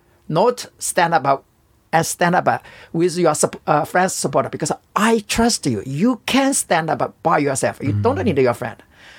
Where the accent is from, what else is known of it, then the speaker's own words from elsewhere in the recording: China; English is a second language; In China.